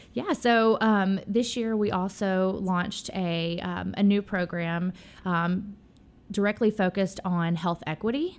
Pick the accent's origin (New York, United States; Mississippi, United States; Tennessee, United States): Tennessee, United States; Memphis; born and raised. Um, I grew up in Midtown